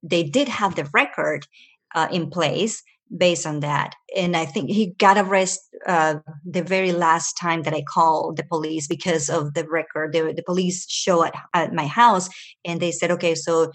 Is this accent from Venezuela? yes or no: yes; Venezuela; moved away; also born or lived in Ecuador; I was born in Ecuador and raised in Venezuela